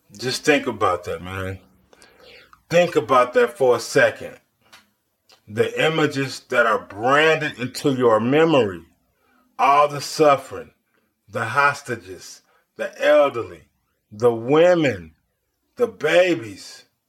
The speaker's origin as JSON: {"language": "English", "country": "United States", "said": "as an American"}